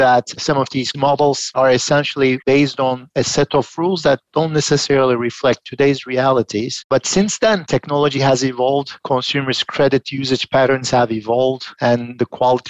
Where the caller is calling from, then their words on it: Philadelphia, Pennsylvania, United States; I'm joining from Philadelphia today.